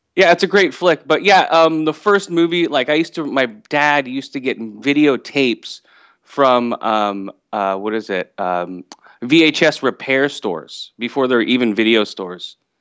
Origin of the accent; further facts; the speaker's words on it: West Coast, United States; also born or lived in Thailand; I was born in Thailand, and I was adopted and moved over to the West Coast for my parents